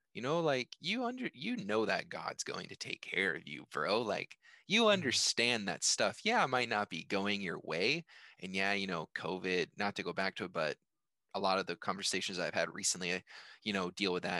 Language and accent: English; United States; I was born in America, or yeah, I was born in America. You know, I'm an American. I live in America